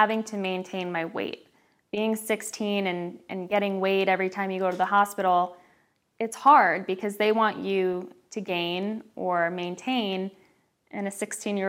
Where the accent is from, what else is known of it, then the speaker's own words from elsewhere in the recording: Newtown, Connecticut, United States; also born or lived in Long Island, New York; I am 30 years old from Newtown, Connecticut